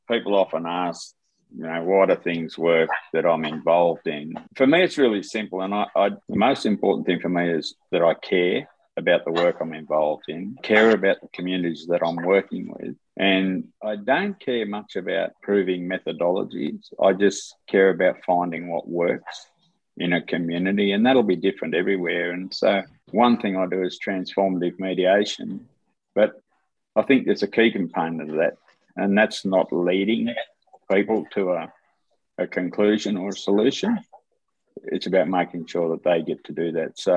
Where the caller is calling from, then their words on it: Sydney, New South Wales, Australia; I'm coming from Barramadigal land in Sydney, which is near Parramatta.